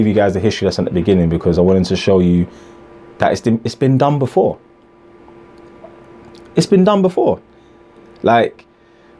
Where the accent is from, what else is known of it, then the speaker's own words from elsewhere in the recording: Ghana; I'm from Ghana as well